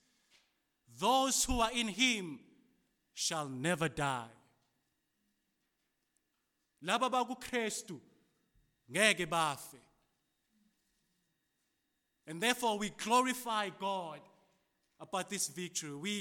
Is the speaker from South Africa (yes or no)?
yes; South Africa; As a South African